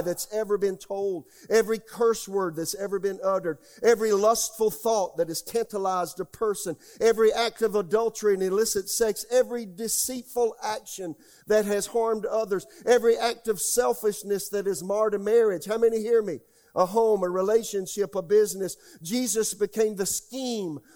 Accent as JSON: {"language": "English", "country": "United States"}